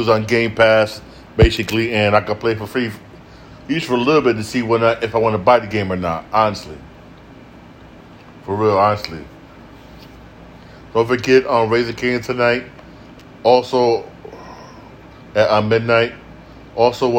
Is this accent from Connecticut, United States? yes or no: yes; Connecticut, United States; I'm from Connecticut.